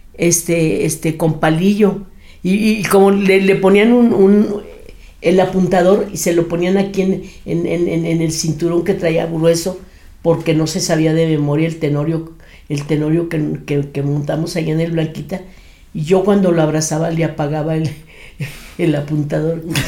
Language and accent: Spanish; Torreón, Coahuila, Mexico; moved away; also born or lived in Monterrey, Nuevo León / Mexico City; yo soy nacida en Torreón, Coahuila.